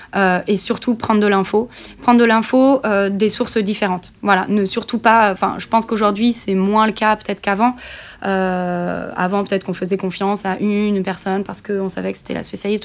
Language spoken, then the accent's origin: French; Nantes, Pays de la Loire, France; moved away as an adult; also born or lived in Bordeaux; now in Toulouse, France; je suis nantaise